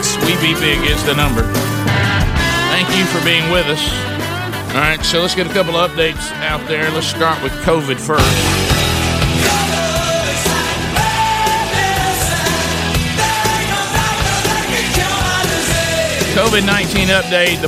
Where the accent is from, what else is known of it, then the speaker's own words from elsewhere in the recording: Alabama, United States; growing up in Alabama